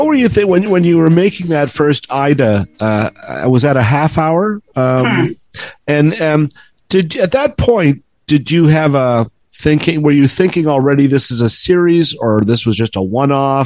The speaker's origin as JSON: {"language": "English", "town": "Toronto", "region": "Ontario", "country": "Canada", "tie": "born or raised there", "said": "I grew up in the West End of Toronto in Etobicoke"}